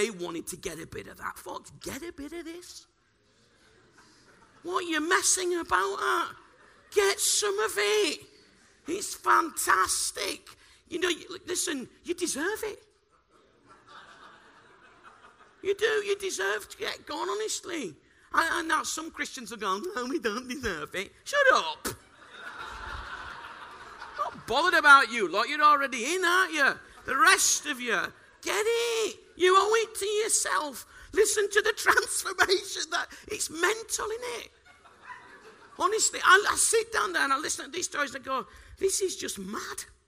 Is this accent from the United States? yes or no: no; Bradford, Yorkshire and the Humber, United Kingdom; moved away; I'm from Bradford